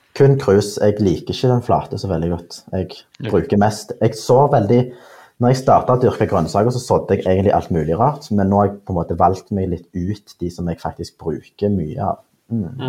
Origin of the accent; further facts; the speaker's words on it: Stavanger, Rogaland, Norway; jeg er jo fra Stavanger